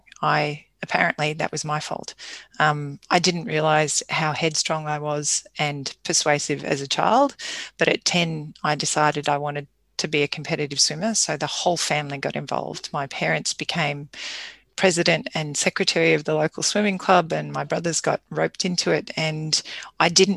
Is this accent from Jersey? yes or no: no; Toowoomba, Queensland, Australia; also born or lived in Goondiwindi / Caboolture / Woombye / Clontarf; Toowoomba is my hometown.